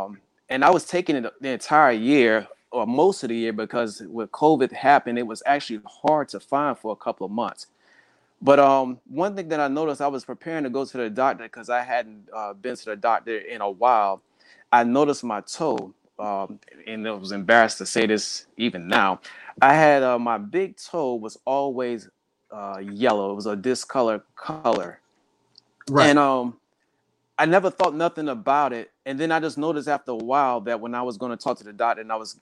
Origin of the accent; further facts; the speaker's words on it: South Carolina, United States; now in Hampton Roads, United States; I grew up in South Carolina